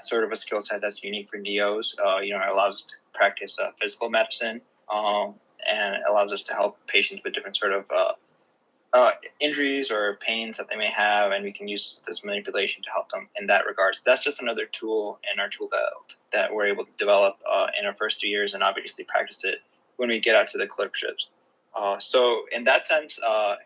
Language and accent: English; Gandhinagar, Gujarat, India; now in United States; I was born in Gandhinagar, Gujarat, which is like not a big city, you know, and I was really close to my uncle. We lived maybe 5 minutes apart.